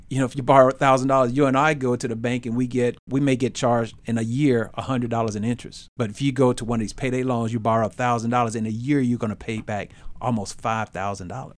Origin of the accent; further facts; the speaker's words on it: Memphis, Tennessee, United States; we grew up in Memphis.